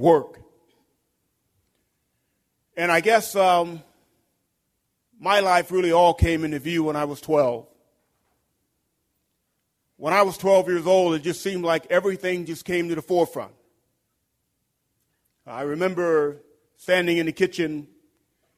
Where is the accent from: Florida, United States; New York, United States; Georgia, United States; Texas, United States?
Texas, United States; Houston; I'm originally from Houston, Texas.